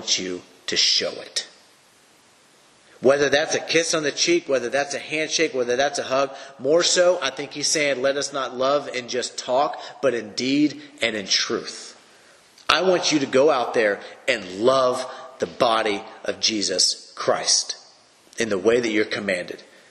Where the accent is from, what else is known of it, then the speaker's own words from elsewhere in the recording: United States; For me as an American